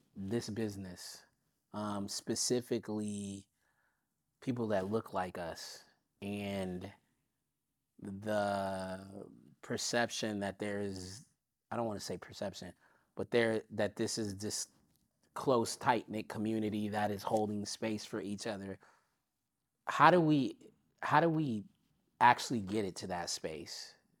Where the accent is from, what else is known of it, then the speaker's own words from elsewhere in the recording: Long Beach, California, United States; I'm from Long Beach. I'm from the west side of Long Beach in Springdale